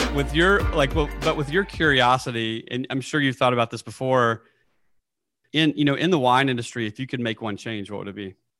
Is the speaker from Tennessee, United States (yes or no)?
yes; Nashville, Tennessee, United States; moved away; I'm from Nashville, Tennessee